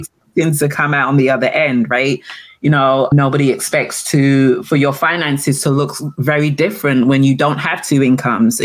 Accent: London, United Kingdom; moved away as an adult; also born or lived in Antigua; now in Maryland, United States; I was raised in England. I was raised in London, but I'm from the Caribbean

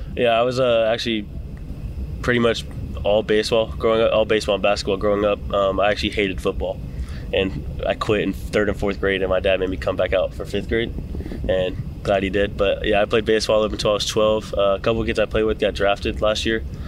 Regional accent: Canton, Georgia, United States; now in Nashville, United States; I'm from Georgia, Canton, Georgia.

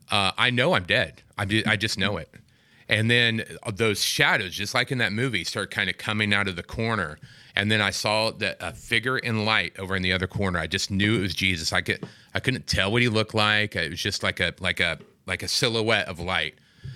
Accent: Midwest, United States; Not in California. Midwest. Okay. I'm from the Midwest, and...

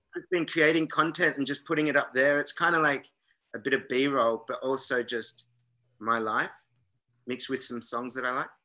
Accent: south of Jervis Bay, New South Wales, Australia; my hometown

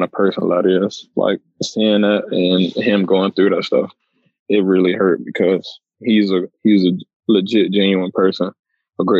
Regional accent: Atlanta, Georgia, United States; moved away as an adult; also born or lived in South Carolina; growing up in Atlanta

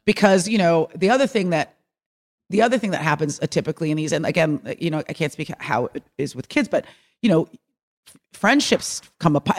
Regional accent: Bay Area, California, United States; moved away; I grew up in the Bay Area

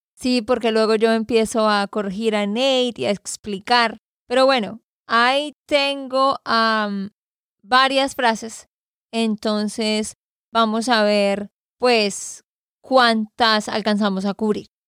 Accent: Santander, Colombia; de Santander, Colombia

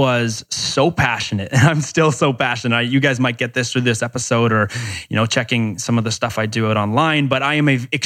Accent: Canada; I'm from Canada

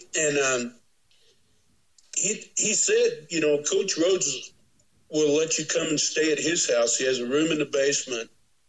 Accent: Windsor, Missouri, United States; also born or lived in Columbia, Missouri; And I'd been there, you know, all along through seventh grade and everything in my hometown of Windsor, Missouri

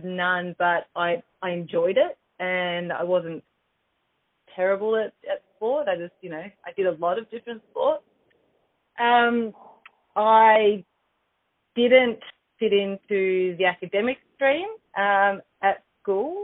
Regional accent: Torquay, Victoria, Australia; I did my work experience at the age of 15 at a local gym where I grew up in Torquay

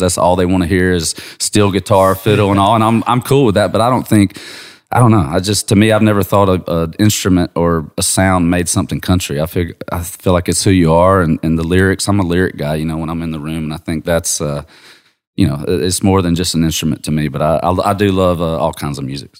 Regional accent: Georgia, United States; I'm from Georgia

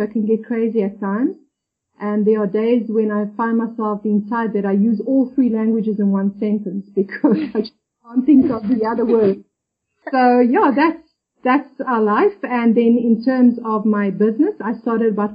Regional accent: South Africa; moved away as an adult; now in Gran Canaria, Spain; I'm originally from South Africa, but I've been living in Gran Canaria, which is part of the Canary Islands, which belongs to Spain for about 7 years now.

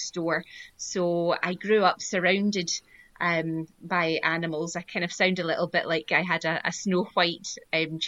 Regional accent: Glasgow, Scotland, United Kingdom; also born or lived in Cape Cod, United States; I'm from Glasgow in Scotland, born and bred, and I used to live in Cape Cod in the USA as well when I was a student

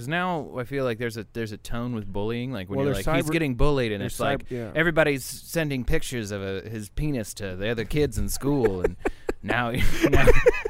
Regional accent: the South, United States; This is a caricature because I'm from the South

